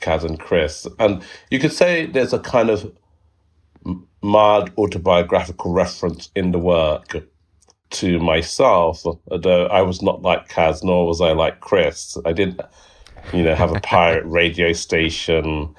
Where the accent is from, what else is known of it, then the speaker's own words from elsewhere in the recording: London, United Kingdom; I was born in East London. And I grew up there